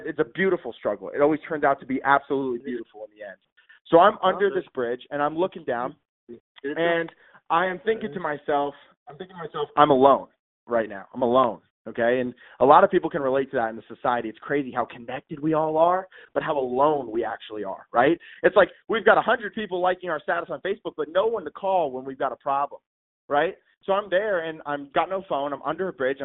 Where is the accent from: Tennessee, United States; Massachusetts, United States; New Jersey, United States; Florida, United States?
New Jersey, United States; Trenton; now in North Carolina, United States; I grew up in Trenton, New Jersey. So I was born in Trenton